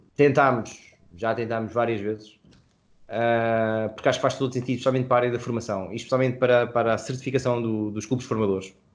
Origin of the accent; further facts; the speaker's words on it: Portugal; somos portugueses